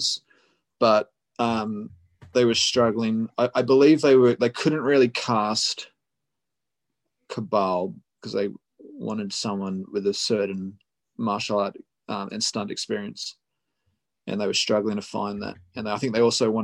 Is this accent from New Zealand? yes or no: yes; New Zealand; now in Australia; I live in Australia, but I grew up in New Zealand, and all my family live in New Zealand